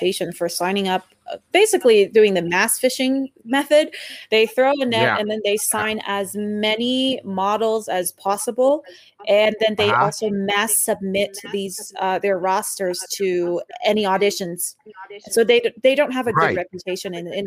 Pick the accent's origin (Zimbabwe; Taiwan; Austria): Taiwan; moved away as an adult; also born or lived in Vancouver, Canada; I'm not Canadian, nor am I American. I am actually Taiwanese.